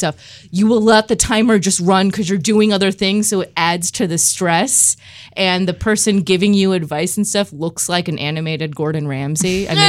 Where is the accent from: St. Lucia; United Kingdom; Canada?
United Kingdom; I'm British.